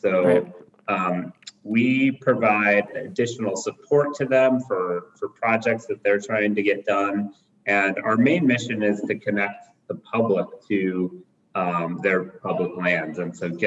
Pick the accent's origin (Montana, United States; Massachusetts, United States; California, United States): Montana, United States; Bozeman; now in Missoula, United States; I grew up in Bozeman